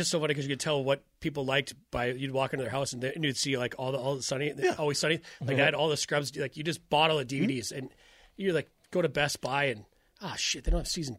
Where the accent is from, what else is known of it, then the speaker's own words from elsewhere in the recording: Iowa, United States; I'm from Iowa. I know what a fucking Scandinavian accent is.